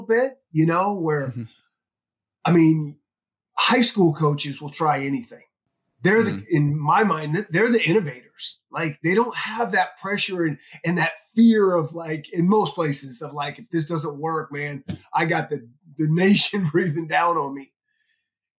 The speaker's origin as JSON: {"language": "English", "region": "Northern California", "country": "United States", "tie": "born or raised there", "said": "I grew up in Northern California"}